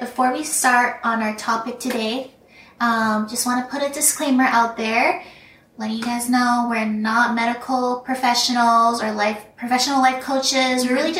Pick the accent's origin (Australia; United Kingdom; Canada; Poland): Canada; Vancouver, British Columbia; So I grew up in Vancouver. It's a really beautiful place.